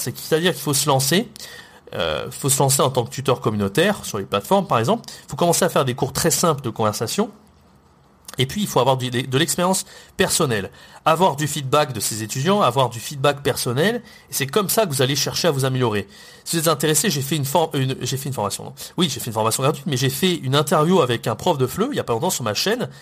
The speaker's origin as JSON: {"language": "French", "country": "France"}